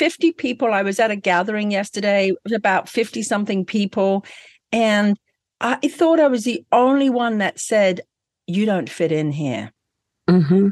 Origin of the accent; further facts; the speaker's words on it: England, United Kingdom; moved away; I never was brought up in Scottsdale. I'm from England